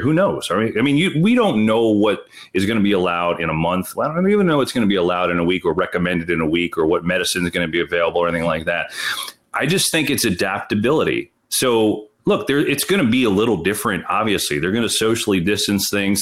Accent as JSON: {"language": "English", "town": "Bloomfield", "region": "New Jersey", "country": "United States", "tie": "born or raised there", "said": "growing up in Bloomfield, New Jersey"}